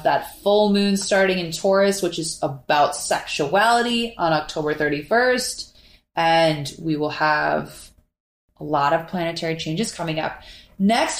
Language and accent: English; Minneapolis, Minnesota, United States; now in Miami, United States; I'm from Minneapolis, and up there, fall is the most beautiful time of year.